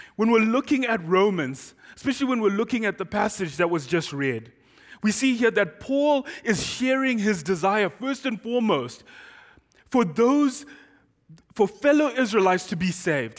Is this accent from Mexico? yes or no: no; Zimbabwe; first language Shona; English is a second language; moved away as an adult; now in Doylestown, United States; I am from Zimbabwe